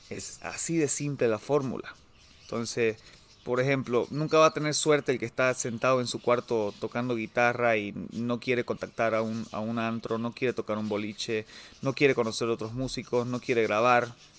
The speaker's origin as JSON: {"language": "Spanish", "country": "Bolivia", "said": "soy boliviano, soy boliviano"}